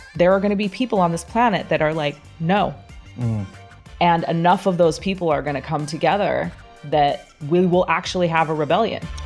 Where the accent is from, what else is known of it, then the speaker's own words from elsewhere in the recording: Grand Rapids, Michigan, United States; also born or lived in Salt Lake City, Utah; now in Bali, Indonesia; I was born in Grand Rapids, Michigan, in the United States